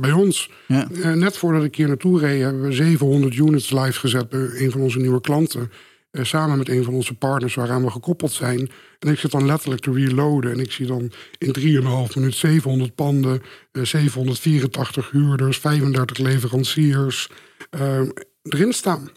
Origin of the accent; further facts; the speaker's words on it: Beetsterzwaag, Friesland, Netherlands; now in Amsterdam, Netherlands; opgegroeid in Friesland, in het kleine dorpje Beetselzwaag.